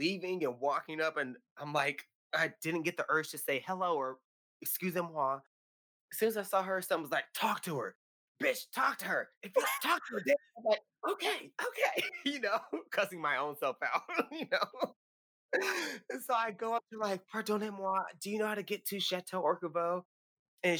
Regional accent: California, United States; from California.

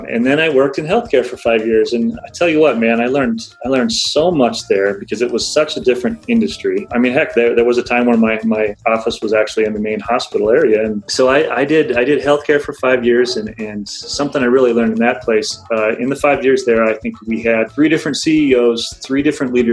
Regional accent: Alaska, United States; I was born and raised in Alaska

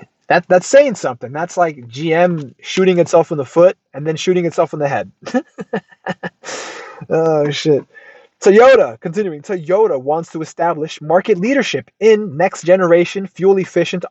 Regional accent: United States; I'm American through and through

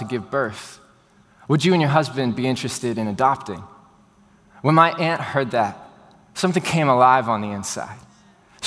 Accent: Houston, Texas, United States; for everyone that was born and raised in Houston, Texas, like I was

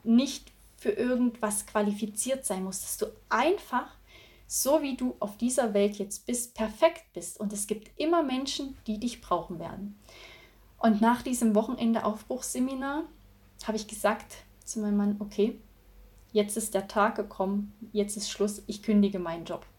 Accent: Thuringia, Germany; Also ich bin in einem 180 Seelenort aufgewachsen in Thüringen

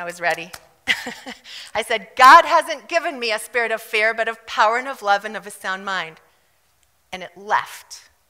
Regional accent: South Africa; I grew up in South Africa. I really should talk like this. I really do when I'm around South Africans.

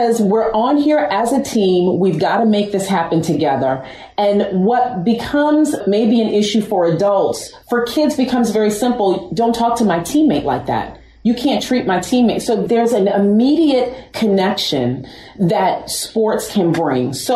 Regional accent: Westchester, New York, United States; I'm from New York. I'm from Westchester

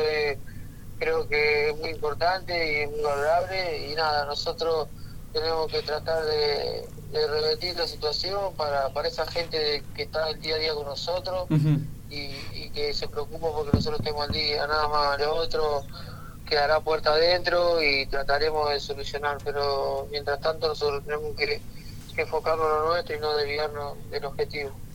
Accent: Argentina; como todo argentino

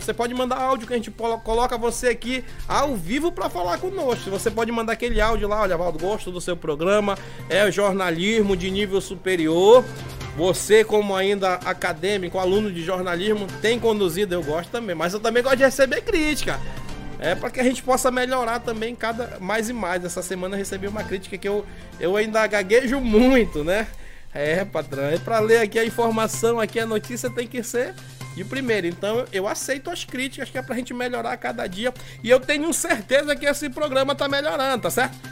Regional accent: Brazil; Eu sou de São Luís do Tauá, lá da Estrada do Burralho, nascido lá

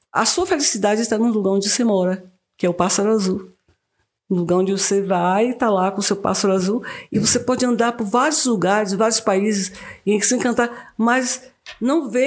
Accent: Quaraci, Bahia, Brazil; moved away as an adult; now in Vale do Capão, Brazil; Sou do sul da Bahia, de Quaraci

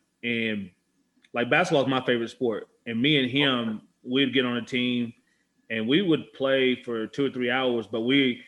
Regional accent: Texas, United States; moved away as an adult; also born or lived in Calgary; I'm from Texas, man.

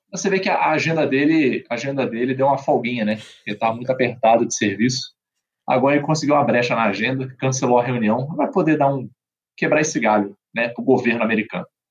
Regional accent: Brazil; como brasileiro

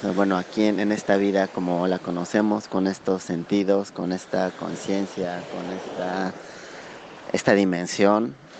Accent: Mexico; soy de México

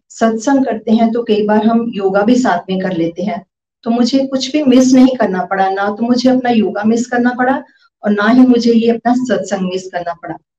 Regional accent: Pathankot, Punjab, India; मैं पठानकोट से हूँ

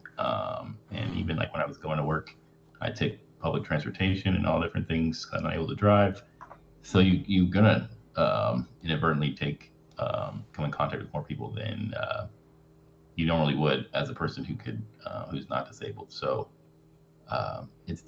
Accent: Houston, Texas, United States; And then I went to college about an hour away from my hometown by myself. And then I moved back home in Houston

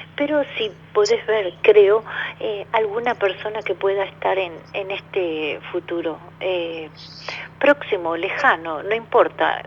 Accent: Buenos Aires, Argentina; yo soy de Capital Federal, de Capital Federal

